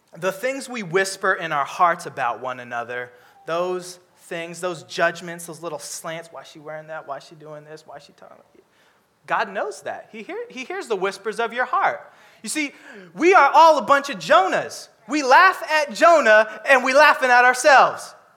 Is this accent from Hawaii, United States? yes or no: no; Seattle, Washington, United States; I'm from Seattle